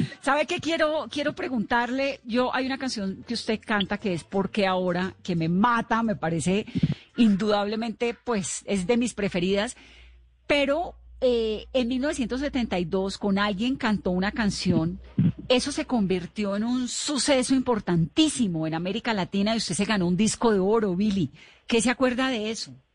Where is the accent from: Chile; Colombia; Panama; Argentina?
Colombia; Cali, Valle del Cauca; yo soy caleña